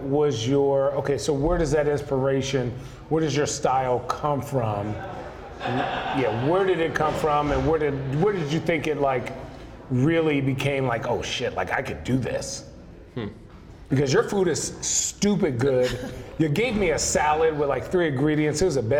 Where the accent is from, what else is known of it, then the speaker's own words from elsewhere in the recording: United States; Well, I'm American.